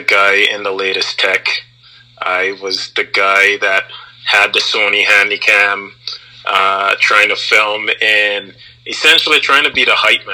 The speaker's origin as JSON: {"language": "English", "country": "Anguilla", "tie": "born or raised there", "also_born_or_lived": "Canadian prairies", "moved": "yes", "lives_now": "Canada", "said": "Growing up in Anguilla, there was always a need to share things."}